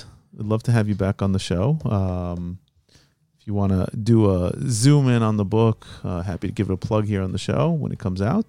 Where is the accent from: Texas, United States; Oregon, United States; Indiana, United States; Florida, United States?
Indiana, United States; I'm from Indiana, and so I definitely knew a lot of hunters growing up.